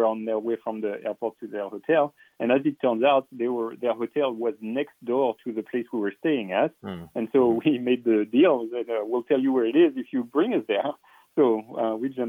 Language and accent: English; France; moved away; I grew up in France